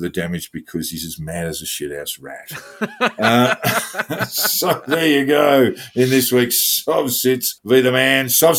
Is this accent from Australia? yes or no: yes; Australia; I'm Australian.